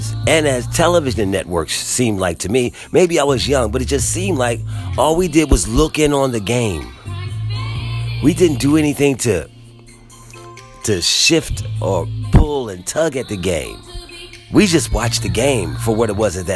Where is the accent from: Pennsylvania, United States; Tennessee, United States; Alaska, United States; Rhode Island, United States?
Pennsylvania, United States; Philadelphia; as a Philadelphian